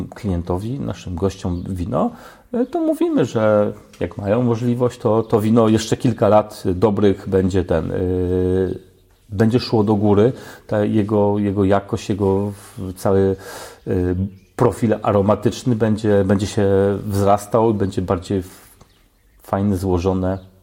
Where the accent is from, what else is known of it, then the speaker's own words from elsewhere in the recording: Oleśnica, Lower Silesian Voivodeship, Poland; pochodzę z Oleśnicy